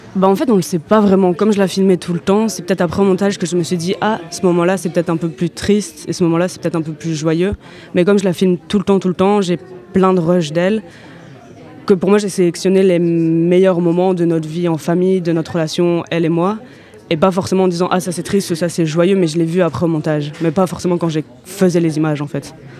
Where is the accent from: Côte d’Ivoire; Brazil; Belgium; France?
Belgium; Brussels, Brussels-Capital Region; je viens de Bruxelles